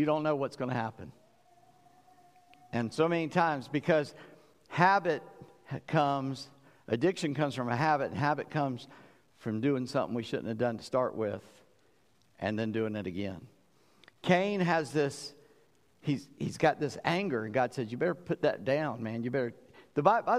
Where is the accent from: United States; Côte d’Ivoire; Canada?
United States; South Carolina; I'm from South Carolina, low country.